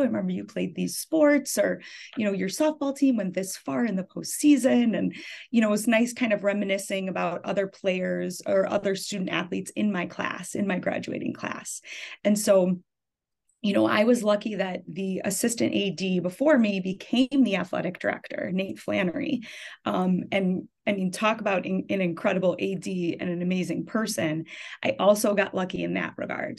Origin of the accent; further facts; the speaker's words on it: Deerfield, Illinois, United States; I grew up in Deerfield, Illinois, actually. So I ended up coming back to the high school that I went